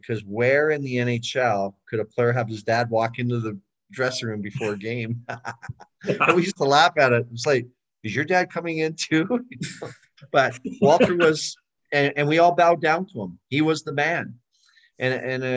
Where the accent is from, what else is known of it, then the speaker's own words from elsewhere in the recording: Edmonton, Alberta, Canada; moved away; I grew up in Edmonton watching the Oilers win cups